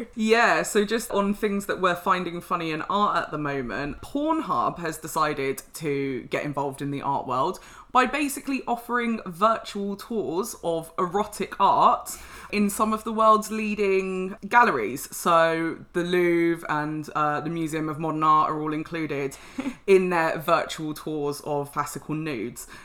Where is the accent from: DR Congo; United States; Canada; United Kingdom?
United Kingdom; London; I'm a Londoner